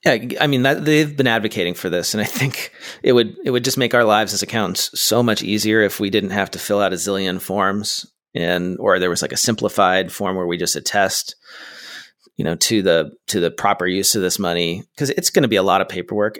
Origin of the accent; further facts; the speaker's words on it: California, United States; as a Californian